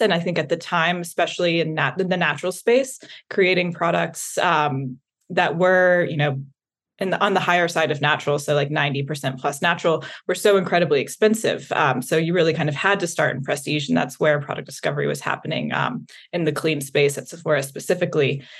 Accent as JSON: {"language": "English", "region": "the South", "country": "United States", "tie": "born or raised there", "said": "I grew up in the South"}